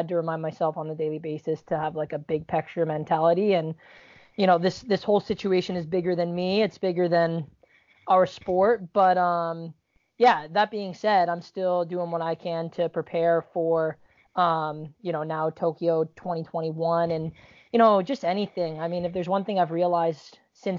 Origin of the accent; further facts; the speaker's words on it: Canada; also born or lived in Virginia; now in United States; I'm Canadian, living in the U.S.